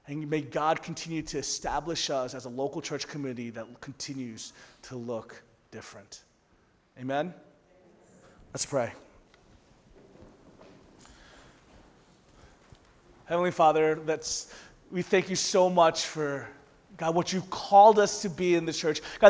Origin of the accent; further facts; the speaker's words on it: the South, United States; also born or lived in Orlando; growing up in the South, I actually never went to a Korean church ever